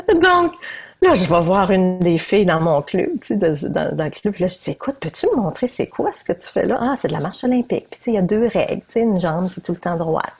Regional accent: New Brunswick, Canada; je viens du Nouveau-Brunswick.

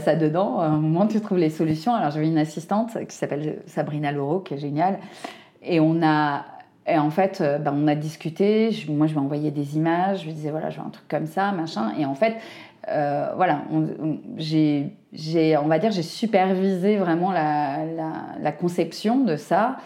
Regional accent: Brittany, France; je connais bien la Bretagne, je suis bretonne

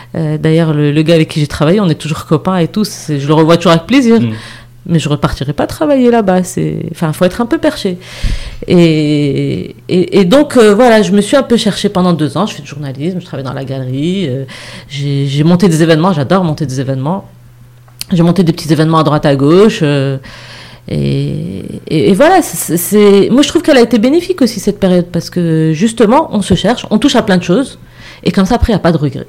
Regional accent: Morocco; moved away; also born or lived in Montreal, Canada / Casablanca; je suis rentrée au Maroc vraiment par choix

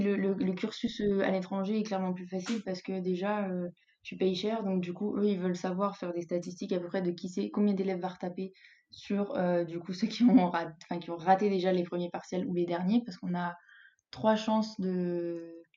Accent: Grenoble, Auvergne-Rhône-Alpes, France; moved away as an adult; now in Spain; moi, je viens de Grenoble, donc euh, des montagnes, on en a partout

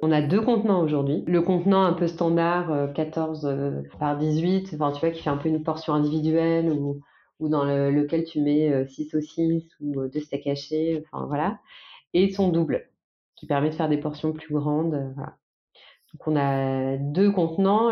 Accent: Nantes, Pays de la Loire, France; on est nantais.

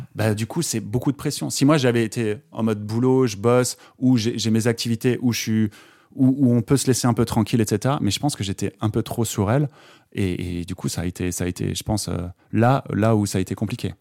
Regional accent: Alsace, Grand Est, France; moved away; je suis originaire d'Alsace, donc je suis rentré, euh, euh, quelques jours en Alsace

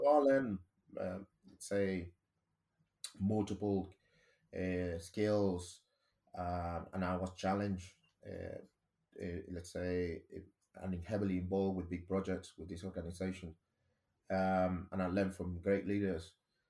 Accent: Nicaragua; English is a second language; moved away as an adult; now in United Kingdom; and I remember when I moved to the UK, because I'm originally from Latin America, a tiny country called Nicaragua, I explored multiple opportunities.

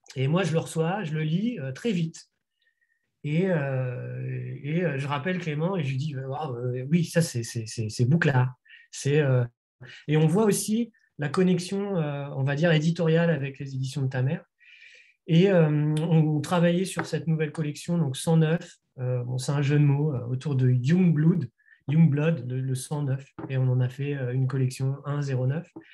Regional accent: Nantes, Pays de la Loire, France; éditeurs de la région Pays de la Loire dont nous sommes originaires, donc de Nantes

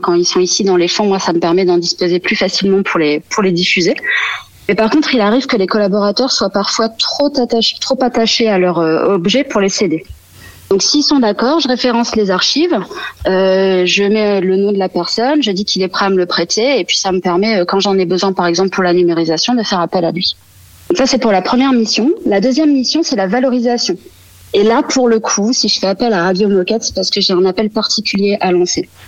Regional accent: Bay of the Somme, Hauts-de-France, France; Je suis originaire de la baie de Somme

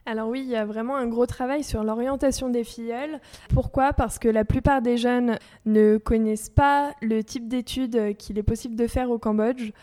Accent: France

